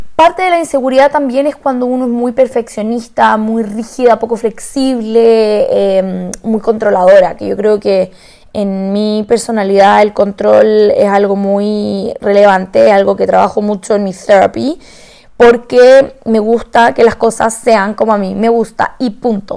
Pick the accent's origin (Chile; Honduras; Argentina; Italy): Chile; Santiago, Santiago Metropolitan Region; moved away; yo vengo de Santiago, de Chile